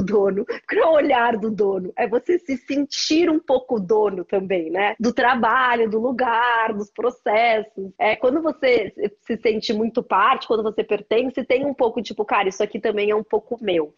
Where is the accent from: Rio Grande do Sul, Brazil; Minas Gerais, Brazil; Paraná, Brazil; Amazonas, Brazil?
Rio Grande do Sul, Brazil; Porto Alegre; eu sou de Porto Alegre